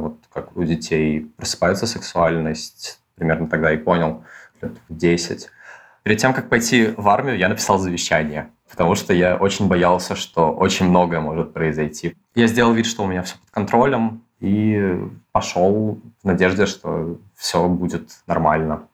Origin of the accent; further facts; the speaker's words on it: Moscow, Russia; Я родился и вырос в Москве